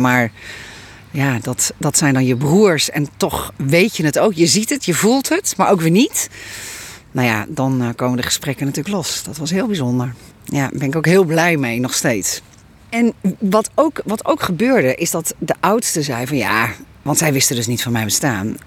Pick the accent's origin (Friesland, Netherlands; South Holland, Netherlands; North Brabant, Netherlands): Friesland, Netherlands; Leeuwarden; now in Westbroek, Netherlands; ik ben ook een Fries